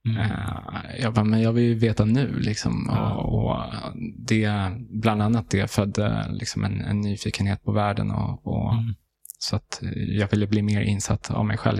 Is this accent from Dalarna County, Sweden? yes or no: no; Haninge, Stockholm County, Sweden; also born or lived in Järfälla / Tunisia; då bosatte vi oss i Västerhaninge, i, i Haninge. Så där jag, liksom, det är där jag eh, är, eh, känner som liksom, mitt hem